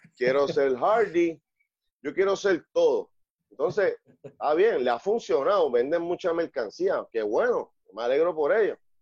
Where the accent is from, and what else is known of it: Puerto Rico